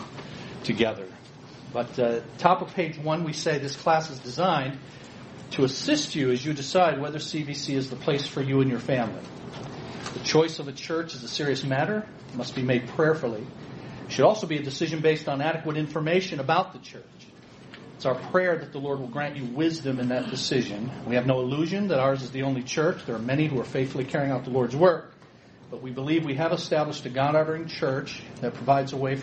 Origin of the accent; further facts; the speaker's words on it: Ecorse, Michigan, United States; I grew up downriver here in Ecorse. So I tell people I grew up in Ecorse and I live to tell about it.